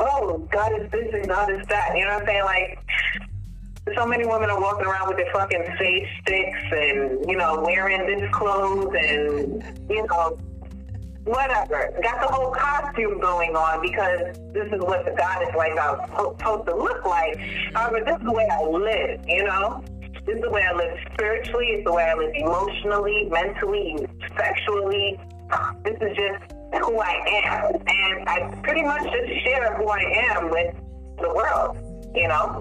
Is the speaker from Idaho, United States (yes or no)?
no; New York City, New York, United States; also born or lived in Pensacola, Florida / Trinidad; now in Atlanta, United States; I grew up in Brooklyn. And actually, no, I came to Brooklyn late elementary, but the year that really influenced me and who I am were my teenage years in Brooklyn